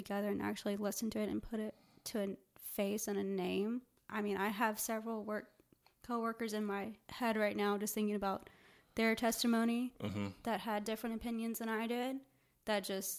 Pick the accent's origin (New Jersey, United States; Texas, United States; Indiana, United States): Texas, United States; also born or lived in Plano, Texas / Houston, Texas / Katy, Texas / Wimberley, Texas; I was born in Plano. Plano, Texas.